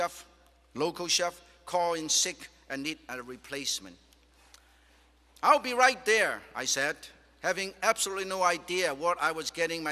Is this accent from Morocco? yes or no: no; Guangzhou, Guangdong, China; moved away; my hometown Guangzhou